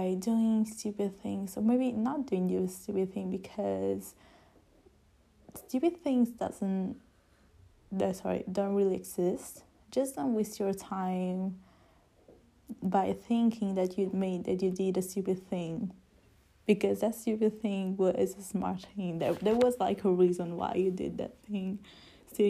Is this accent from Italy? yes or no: yes; Italy; English is a second language; I'm not English. I'm Italian